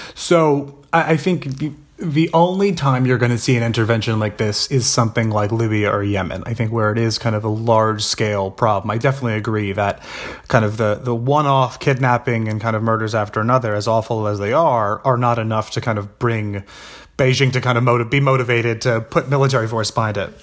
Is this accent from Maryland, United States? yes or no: no; New York City, New York, United States; I grew up in New York City